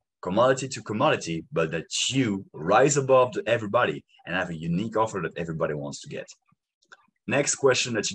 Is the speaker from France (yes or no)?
yes; France; English is a second language; In France, we say it